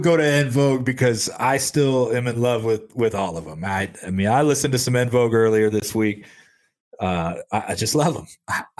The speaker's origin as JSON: {"language": "English", "town": "Detroit", "region": "Michigan", "country": "United States", "also_born_or_lived": "Memphis, Tennessee", "moved": "yes", "said": "I was living in Memphis, Tennessee at the time, but everybody knew I was from the Detroit area."}